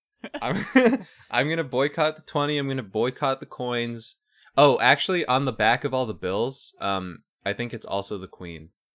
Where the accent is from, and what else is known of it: Canada